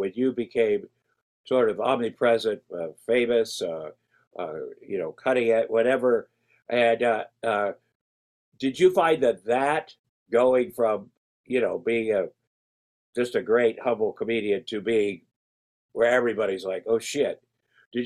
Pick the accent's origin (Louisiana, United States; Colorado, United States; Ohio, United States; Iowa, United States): Iowa, United States; I'm from Iowa, small town farm